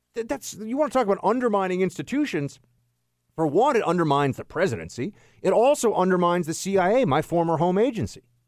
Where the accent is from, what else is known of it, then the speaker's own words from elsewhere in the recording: New York City, New York, United States; now in Washington, D.C., United States; the Big Apple, uh, my hometown